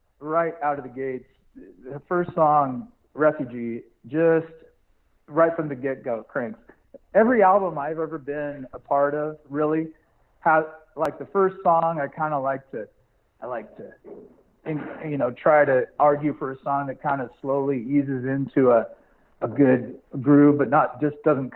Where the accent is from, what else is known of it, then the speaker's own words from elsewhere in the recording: Sedro-Woolley, Washington, United States; I was born and raised in Cedar Woolley.